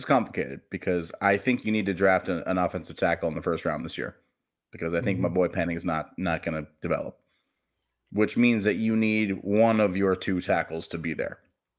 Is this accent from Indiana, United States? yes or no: no; Los Angeles, California, United States; I'm a Dodgers fan also. I'm from Los Angeles before.